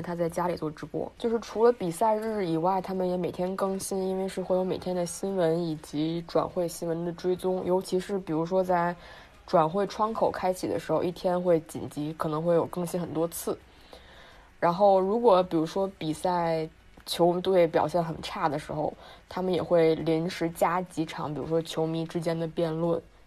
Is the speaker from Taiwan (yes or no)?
no; Beijing, China; also born or lived in Leeds, United Kingdom; 我是个北京人嘛，然后我在，一直在海淀，海淀区